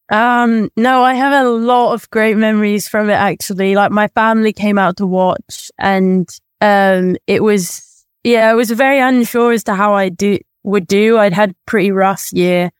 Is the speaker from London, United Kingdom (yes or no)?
no; near Birmingham, West Midlands, United Kingdom; it was in Birmingham, so, like, the closest big city to my hometown